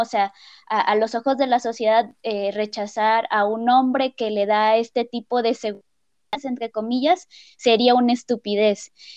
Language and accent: Spanish; Colima, Mexico; moved away as an adult; now in San Luis Potosí, Mexico; soy de Colima, pero tengo cinco años viviendo en San Luis Potosí